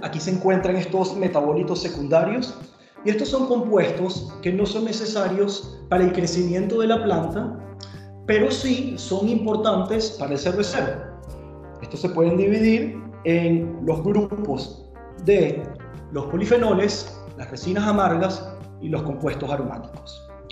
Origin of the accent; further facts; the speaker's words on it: Venezuela; moved away as an adult; now in Germany; soy de Venezuela, llegué a Alemania hace ya más o menos 10 años